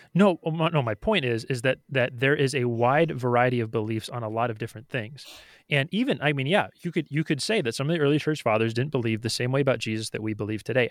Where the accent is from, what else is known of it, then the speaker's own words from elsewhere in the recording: United States; why am I an American citizen? It's like, or why do I consider s, my, myself an American?